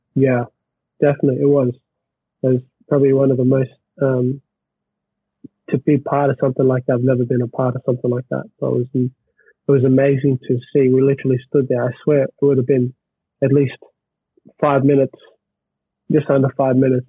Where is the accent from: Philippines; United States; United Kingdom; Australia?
Australia; being an Australian